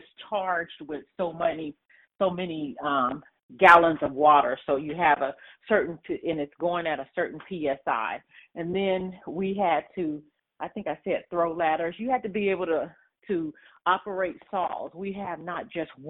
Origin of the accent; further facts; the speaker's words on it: Dayton, Ohio, United States; now in Columbus, United States; I grew up in Dayton, Ohio, I grew up down the street from a fire station